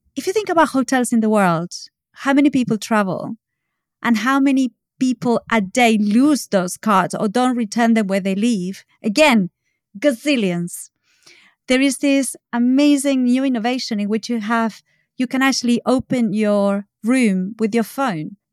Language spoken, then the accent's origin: English; Argentina; now in United Kingdom; I'm from Argentina